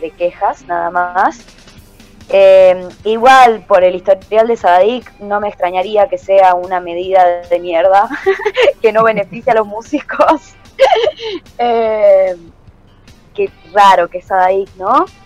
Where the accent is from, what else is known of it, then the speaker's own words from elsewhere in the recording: Salta, Argentina; now in Buenos Aires, Argentina; Yo soy salteña y en Salta